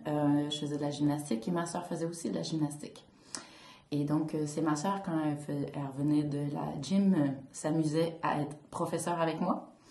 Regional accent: Gatineau, Quebec, Canada; now in Montreal, Canada; je viens de Gatineau, dans l'Outaouais

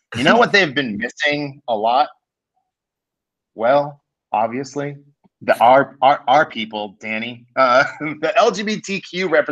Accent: Kansas City, United States; Hallmark, my hometown company

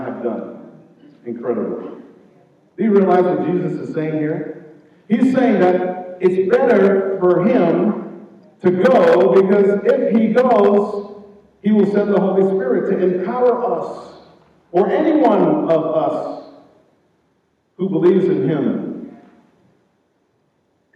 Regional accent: Jamaica; moved away; I'm from Jamaica

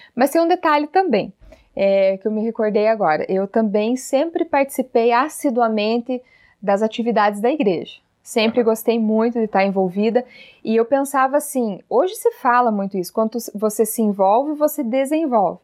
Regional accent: Telêmaco Borba, Paraná, Brazil; nasci e vivo aqui em Telemaco Borba, né? A cidade do papel, a cidade da Clabin do Paraná

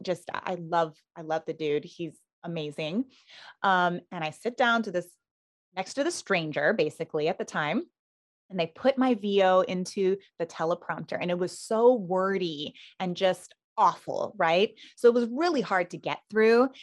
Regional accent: Island of Hawaii, United States; I was born and raised on the island of Hawaii. So, the Big Island, and I grew up in a small little plantation town back then

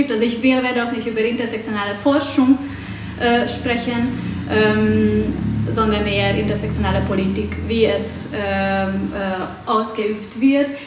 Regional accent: Hungary; German is a second language; Ich komme aus Ungarn, äh, also werdet ihr mit meinem Akzent und mit meinen grammatikalischen Fehlern leben müssen.

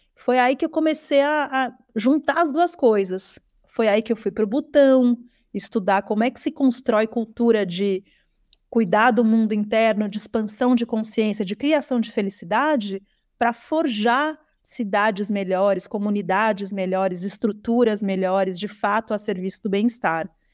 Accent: São Paulo, Brazil; eu Sou paulistana, nascida na cidade de São Paulo

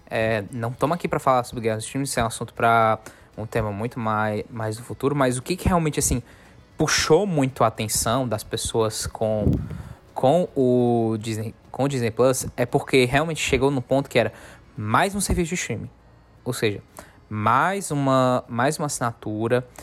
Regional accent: Northeast Region, Brazil; a gente é, nós somos nordestinos

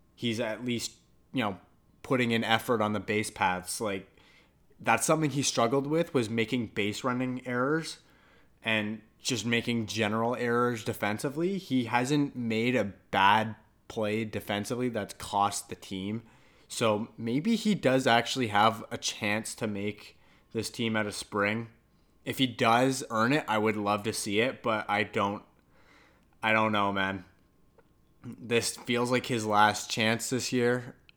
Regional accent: Canada; I'm Canadian and I'm also part Italian

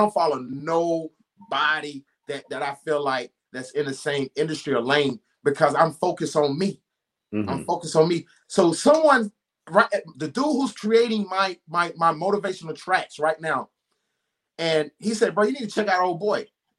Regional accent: the South, United States; also born or lived in Charlotte, North Carolina; I'm from the South

